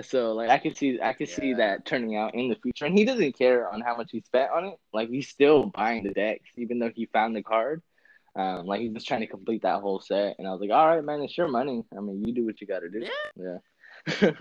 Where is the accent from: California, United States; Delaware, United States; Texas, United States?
California, United States; I'm from Cali.